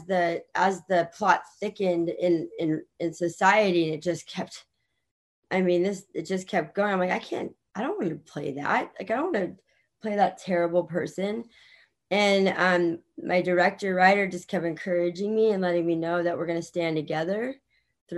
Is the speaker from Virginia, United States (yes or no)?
yes; Virginia, United States; moved away; I was born in Virginia